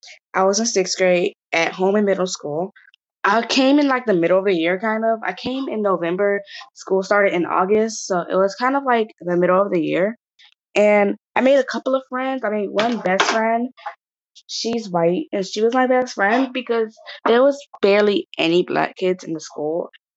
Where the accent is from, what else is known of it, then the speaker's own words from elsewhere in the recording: United States; Because, yes, I'm Black, but I was born in America, and nobody else in my family is African that we know of right now.